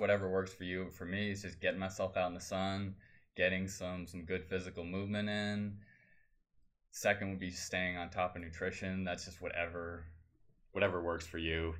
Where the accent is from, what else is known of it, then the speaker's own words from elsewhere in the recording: Vermont, United States; moved away; That's where I'm from.